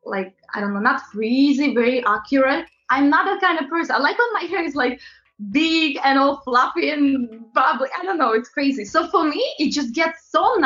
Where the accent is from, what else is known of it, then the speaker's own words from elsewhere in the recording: Latvia; English is a second language; also born or lived in London, United Kingdom; now in New York, United States; I'm originally from Eastern Europe, very, very small country called Latvia.